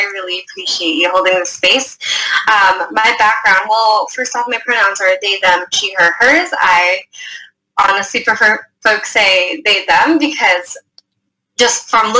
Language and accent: English; New York, United States; My parents both came from the Philippines separately, met in the States. I'm a New Yorker. I was born in New York, but I am Filipino or Filipinx